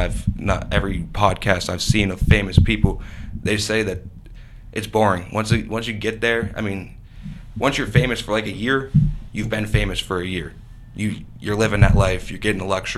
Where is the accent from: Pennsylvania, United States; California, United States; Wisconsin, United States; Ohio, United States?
Pennsylvania, United States; Erie; We come from Erie.